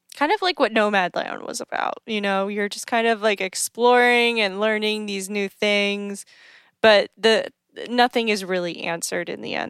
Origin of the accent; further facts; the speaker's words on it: East Coast, United States; being on the East Coast and also growing up on the East Coast